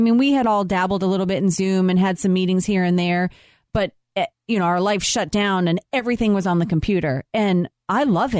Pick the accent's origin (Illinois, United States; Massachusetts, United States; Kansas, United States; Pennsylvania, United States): Massachusetts, United States; Boston; moved away; We're from Boston.